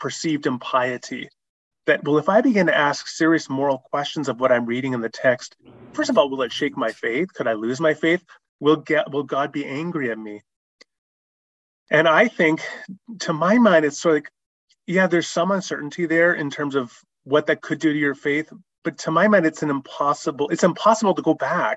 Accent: Canada; I'm a Canadian.

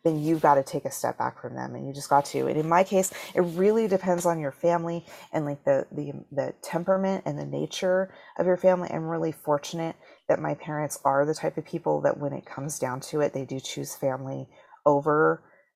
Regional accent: Washington, United States; also born or lived in Salt Lake City, Utah; we moved to Washington State when I was 3

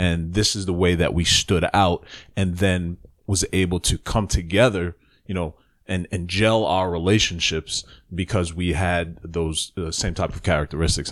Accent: New York City, New York, United States; moved away; I was born in the Bronx, and I spent the first part of my childhood in the Bronx.

